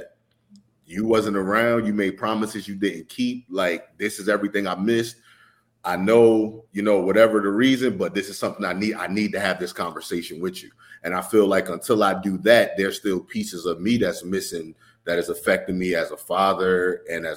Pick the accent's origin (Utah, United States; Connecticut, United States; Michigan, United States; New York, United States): New York, United States; also born or lived in North Carolina; I was born in North Carolina, but when my mom had me, we moved to New York.